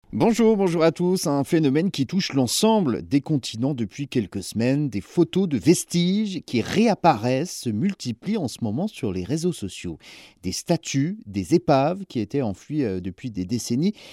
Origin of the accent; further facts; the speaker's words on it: France; chez nous, en France